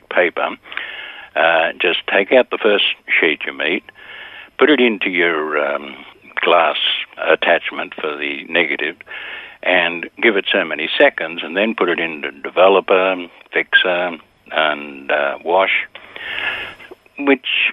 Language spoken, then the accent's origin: English; Sydney, New South Wales, Australia; I was born in Bexley in Sydney, 1931, so that gives the age away. Went to a Bexley public school